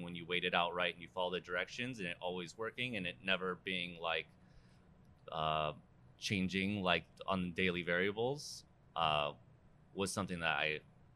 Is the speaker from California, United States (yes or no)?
yes; Seal Beach, California, United States; moved away as an adult; also born or lived in San Francisco, California; I'm from Seal Beach, California, Orange County. Grew up there, went to high school there